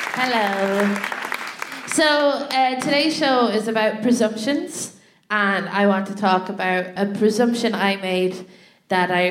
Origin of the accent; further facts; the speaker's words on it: Ireland; moved away as an adult; now in London, United Kingdom; I was in my hometown